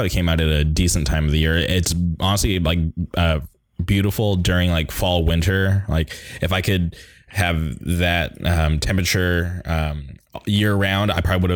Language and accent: English; Palm Springs, California, United States; also born or lived in Orange County; now in Anaheim, United States; growing up, I lived in Palm Springs, which was like an hour and a half east of where I'm at now